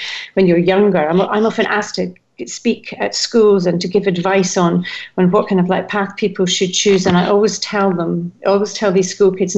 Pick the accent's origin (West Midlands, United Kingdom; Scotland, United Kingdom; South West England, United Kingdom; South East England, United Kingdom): Scotland, United Kingdom; Edinburgh; I'm Scottish. I came from Edinburgh, and the transport links in Scotland are not great.